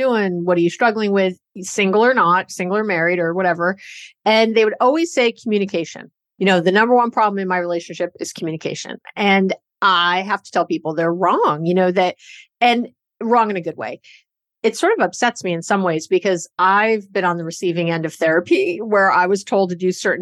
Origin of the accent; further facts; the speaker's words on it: New York, United States; now in Bay Area, California, United States; I'm a Jew from New York